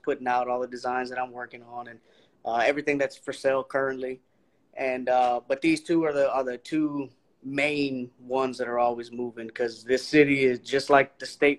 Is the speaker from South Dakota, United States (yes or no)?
no; Houston, Texas, United States; I'm from Houston